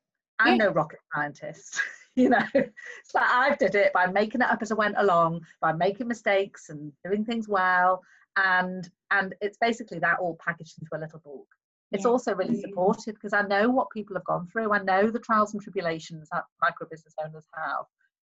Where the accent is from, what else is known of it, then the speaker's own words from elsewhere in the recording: Liverpool, North West England, United Kingdom; also born or lived in Plymouth / Cardiff; I'm originally from Plymouth, believe it or not. Yeah. My father was Merchant Navy, so I was born in Plymouth. Then we moved to Cardiff when I was about 3. And then when I was about 7, we moved to Liverpool.